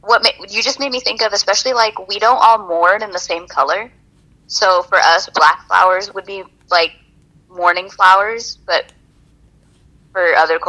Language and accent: English; California, United States; I'm a Californian